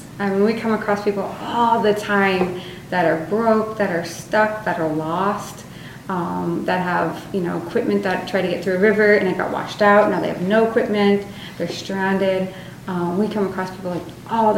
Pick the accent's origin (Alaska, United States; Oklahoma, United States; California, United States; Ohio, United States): Alaska, United States; growing up in Alaska